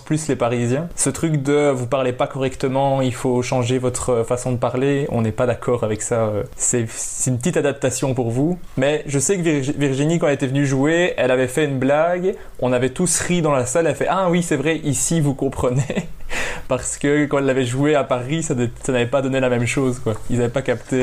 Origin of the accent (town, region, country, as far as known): Belgium; accent: Belgian